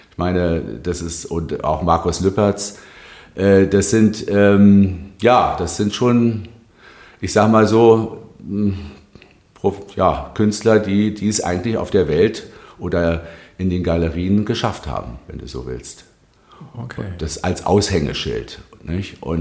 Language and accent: German; Berlin, Germany; also born or lived in Wilmersdorf; Also ich bin einer sehr spießigen, würde man sagen